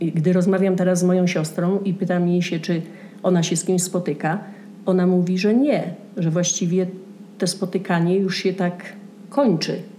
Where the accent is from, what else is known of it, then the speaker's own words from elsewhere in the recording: Częstochowa, Silesian Voivodeship, Poland; moved away as an adult; also born or lived in Kraków / New Jersey; now in Santa Fe, United States; Ja jestem z Częstochowy.